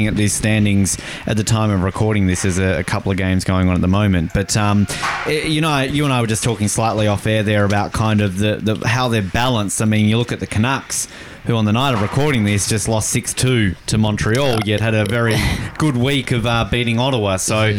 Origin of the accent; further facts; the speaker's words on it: Hobart, Tasmania, Australia; my hometown, Hobart Hurricanes.